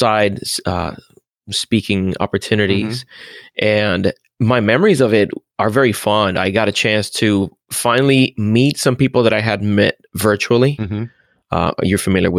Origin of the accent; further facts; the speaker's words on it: Puerto Rico; moved away as an adult; also born or lived in Central Florida; now in Florida, United States; I grew up in Puerto Rico, and I moved to Florida when I was 20 years old.